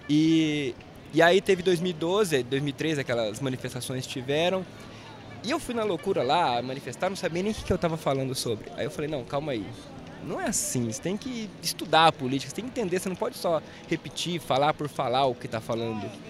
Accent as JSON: {"language": "Portuguese", "region": "interior of Paraná", "country": "Brazil", "tie": "born or raised there", "also_born_or_lived": "Curitiba", "said": "eu não nasci em Curitiba, nasci no interior do Paraná. E aí eu fui ah, pra entendi. Curitiba depois de uns 22 anos."}